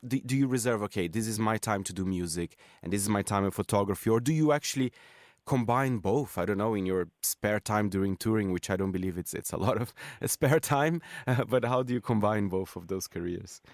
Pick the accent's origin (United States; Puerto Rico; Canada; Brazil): Brazil; moved away; I'm from Brazil